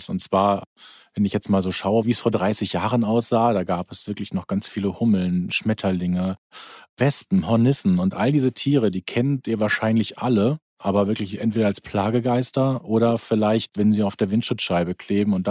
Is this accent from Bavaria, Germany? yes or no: no; North Rhine-Westphalia, Germany; Und ich bin aufgewachsen in Ostwestfalen-Lippe und als die Kinder dann da waren, galt es dann wieder zurückzukehren zu diesen Wurzeln